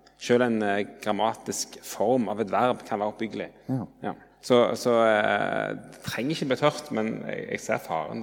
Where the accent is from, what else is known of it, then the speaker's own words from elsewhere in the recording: Jørpeland, Rogaland, Norway; moved away as an adult; now in Oslo, Norway; jeg kommer fra Rogaland, Jørpeland, men har bodd i Oslo i 16 år